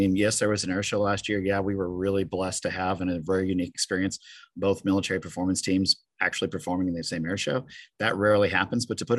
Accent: Grand Island, Nebraska, United States; I grew up outside Grand Island, Nebraska

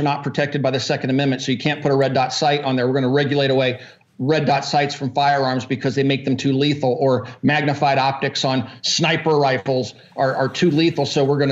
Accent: Kansas, United States; when I grew up in Kansas

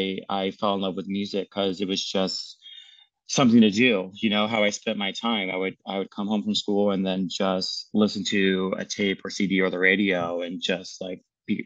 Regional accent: Annapolis, Maryland, United States; I'm from Annapolis, Maryland. My dad is in the Navy, so he moves around a lot, but Annapolis, Maryland has the Naval Academy, so that was always kind of like home base and where we'd always end up.

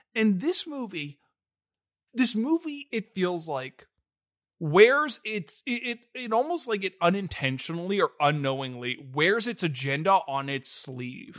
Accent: United States; we're American

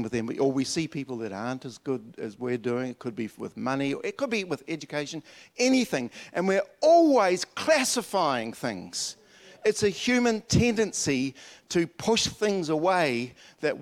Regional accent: Dunedin, Otago, New Zealand; When I was a little kid at Wakari School in Dunedin, and up in the hills, I was born in the South Island. I'm a Dunedinite.

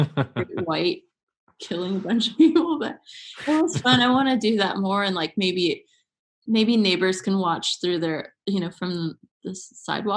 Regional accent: United States; to be from here

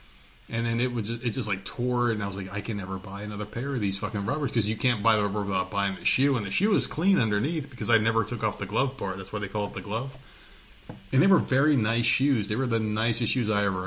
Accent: New Jersey, United States; when I was a kid and I was in New Jersey, that was the place to work

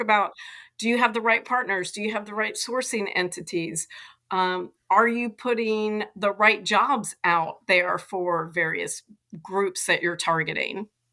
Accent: Atlanta, Georgia, United States; I grew up in Atlanta

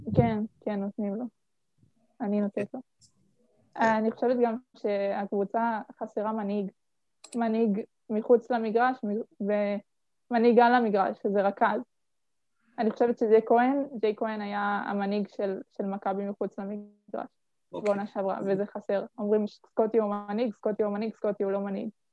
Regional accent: Petahia, Central District, Israel; אני בת 18, ממושב פתחיה, מהמרכז

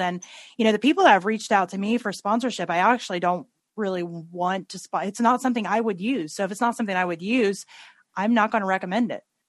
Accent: Tennessee, United States; I grew up in Tennessee and we say things like rednecks

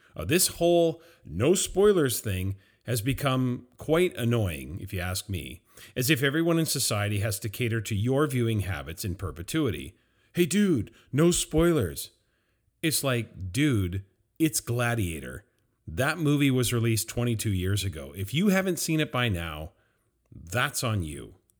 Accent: Vancouver, British Columbia, Canada; being someone who is from Canada, from Vancouver

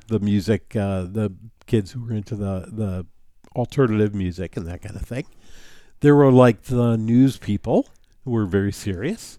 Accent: New City, New York, United States; my hometown of New City, New York

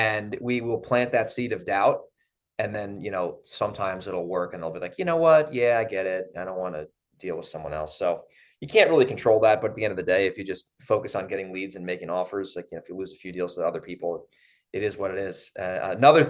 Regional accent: Monroe, New York, United States; I grew up in Monroe

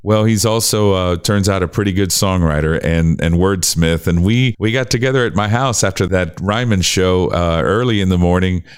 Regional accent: Miami, Florida, United States; i grew up in in miami florida

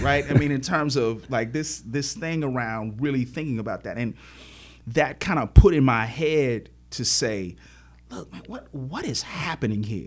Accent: Chicago, Illinois, United States; born and raised in Chicago on the south side of the city, grew up on eighty-seventh Street

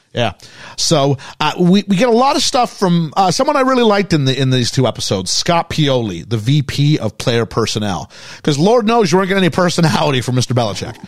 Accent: Canada; as a Canadian kid

